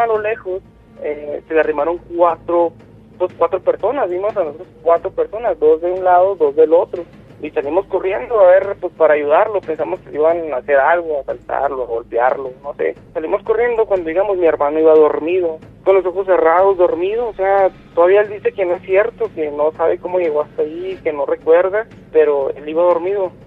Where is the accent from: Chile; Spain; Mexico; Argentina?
Mexico; Chihuahua; Yo soy de, de, de Chihuahua